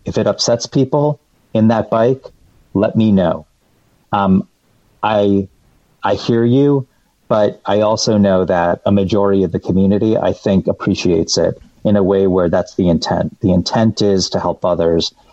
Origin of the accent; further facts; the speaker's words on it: Detroit, Michigan, United States; moved away; I'm from the Metro Detroit area